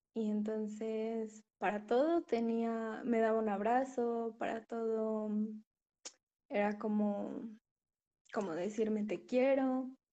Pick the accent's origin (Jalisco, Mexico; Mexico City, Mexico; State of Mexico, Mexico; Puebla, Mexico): Puebla, Mexico; Soy de Puebla, México.